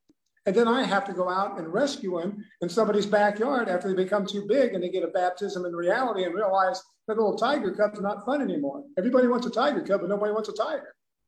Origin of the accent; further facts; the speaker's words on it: Ohio, United States; I'm from Ohio.